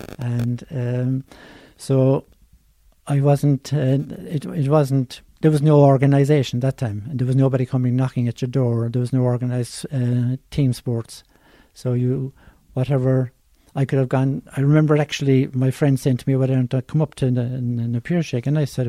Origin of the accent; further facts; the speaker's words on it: Cork, Munster, Ireland; I was from the Glen